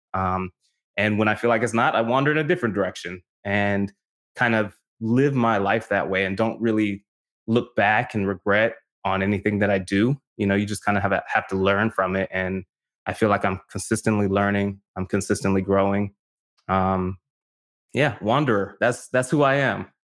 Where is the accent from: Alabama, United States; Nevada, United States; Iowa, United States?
Nevada, United States; North Las Vegas; moved away as an adult; also born or lived in California; I grew up in North Las Vegas